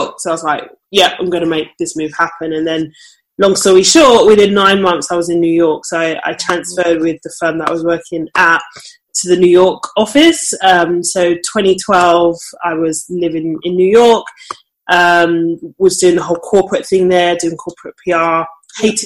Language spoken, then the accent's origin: English; London, United Kingdom; So I'm from London. Well, pretty much from London.